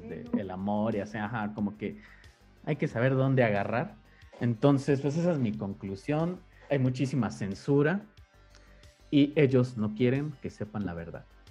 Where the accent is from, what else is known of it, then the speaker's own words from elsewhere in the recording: Mexico; toda la vida hemos vivido en la religión católica, en el caso de México